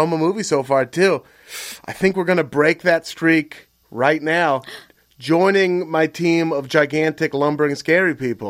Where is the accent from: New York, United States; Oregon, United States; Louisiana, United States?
Oregon, United States; Beaverton; born or raised there